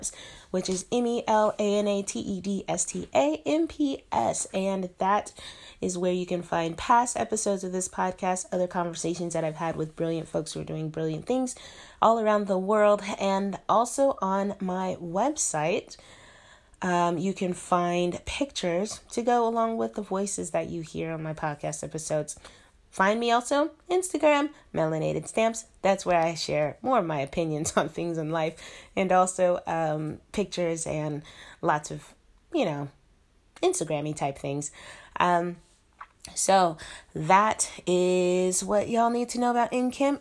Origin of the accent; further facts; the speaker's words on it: Denver, Colorado, United States; moved away as an adult; now in Shenzhen, China; I am an expat in Shenzhen, China, and I'm from Denver, Colorado.